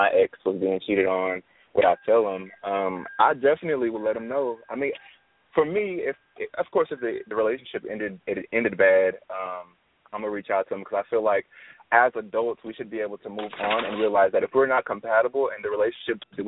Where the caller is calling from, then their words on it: Houston, Texas, United States; I'm calling from Houston, Texas.